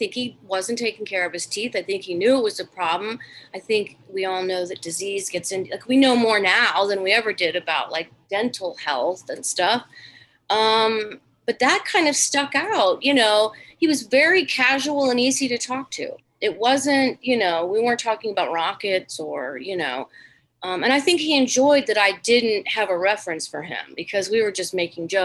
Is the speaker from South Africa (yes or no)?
no; Ohio, United States; moved away; I'm from Ohio.